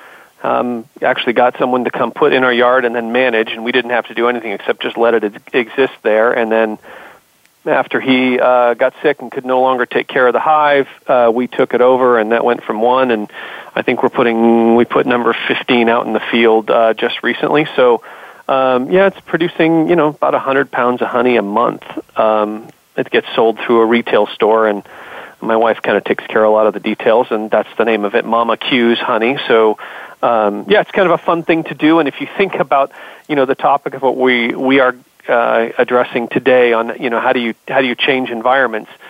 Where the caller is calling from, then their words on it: Palo Alto, California, United States; I reside in Silicon Valley, and I'm actually calling in from my Palo Alto office